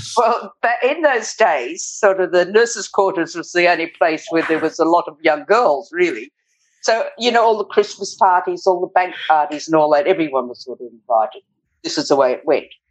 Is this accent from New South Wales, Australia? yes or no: yes; Glen Innes, New South Wales, Australia; now in Northern Territory, Australia; In the country, northern New South Wales, in Glen Innes. My parents had a sheep property